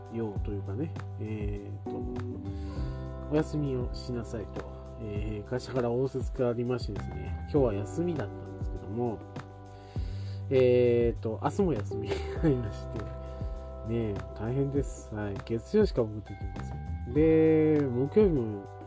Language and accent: Japanese; Oita area, Japan; うちの田舎今地元も近いですけど地元もね、えー、共同アンテナっていうあの文化があって